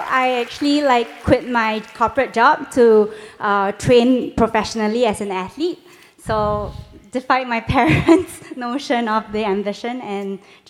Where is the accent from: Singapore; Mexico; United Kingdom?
Singapore; my home country, Singapore.